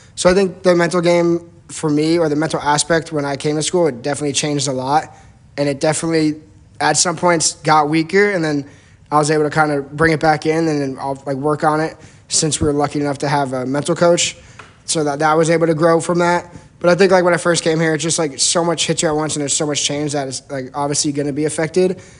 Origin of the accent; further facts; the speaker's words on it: New Jersey, United States; I'm from New Jersey.